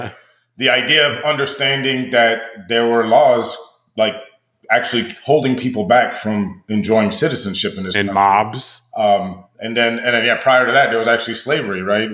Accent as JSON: {"language": "English", "country": "United States", "said": "we're American"}